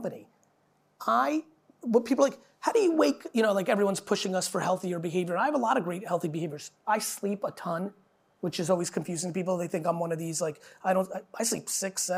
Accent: New Jersey, United States; also born or lived in Soviet Union; I grew up outside in the 80s in New Jersey

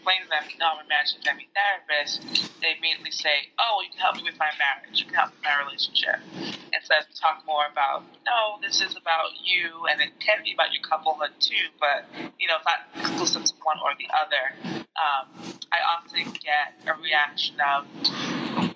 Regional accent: New York City, New York, United States; also born or lived in Staten Island, New York / Jamaica (ancestry); I'm originally from Brooklyn, New York

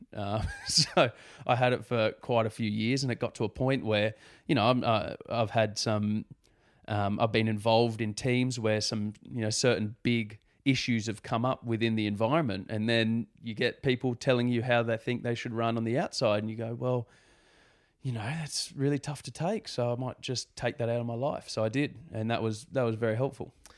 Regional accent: Sydney, New South Wales, Australia; growing up on the Northern Beaches is a pretty nice place to grow up.

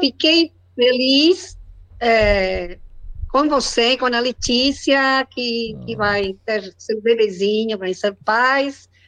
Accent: Argentina; Portuguese is a second language; now in Chubut, Argentina; eu sou argentina, moro na Patagônia

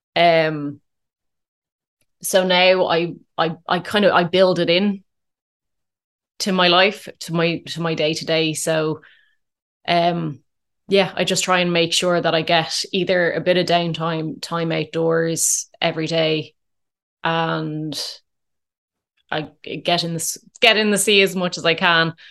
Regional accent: Dublin, Leinster, Ireland; also born or lived in Curracloe, Wexford; I, I grew up in, in Dublin

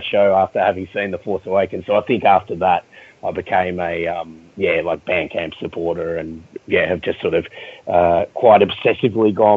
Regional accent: Melbourne, Victoria, Australia; growing up in Melbourne

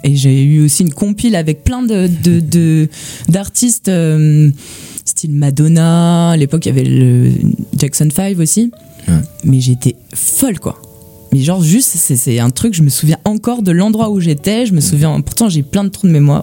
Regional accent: Gérardmer, Grand Est, France; also born or lived in Nancy; je viens de, des Vosges. Je viens de Gérardmer.

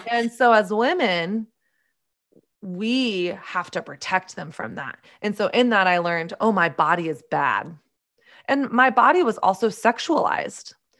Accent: the South, United States; I grew up in Southern conservative evangelical culture

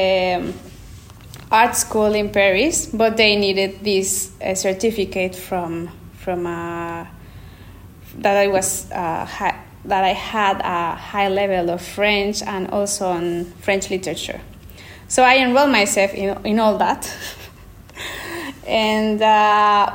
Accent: Querétaro, Mexico; English is a second language; moved away as an adult; also born or lived in Mexico City; now in Florence, Italy; I was born in Mexico City, but I was raised in Querétaro

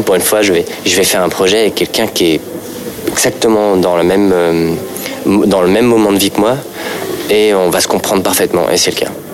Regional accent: Paris, Île-de-France, France; Je suis parisien

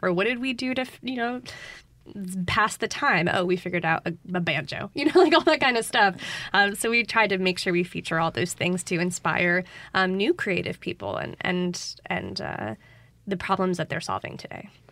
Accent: Connecticut, United States; moved away as an adult; now in Jackson, United States; I'm originally from Connecticut, but as I tell people, I've been living in Jackson for over ten years

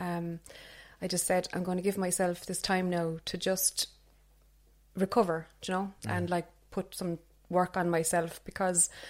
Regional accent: Cobh, Munster, Ireland; I grew up in Cove

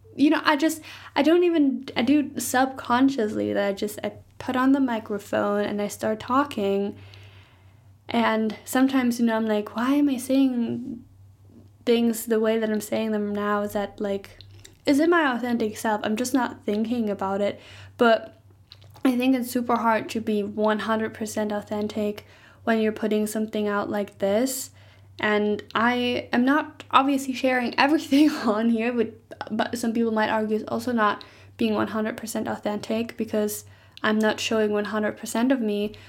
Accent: Germany; first language German; English is a second language; moved away; in Germany, I might talk a little bit more with a slang

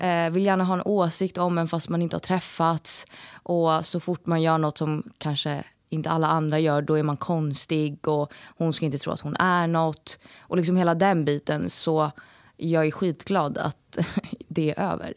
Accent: Stockholm, Stockholm County, Sweden; moved away; nu när jag är hemma i Stockholm

